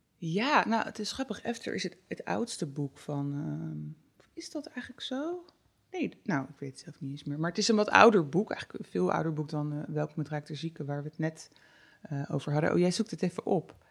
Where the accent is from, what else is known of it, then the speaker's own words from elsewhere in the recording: North Brabant, Netherlands; bij ons in Brabant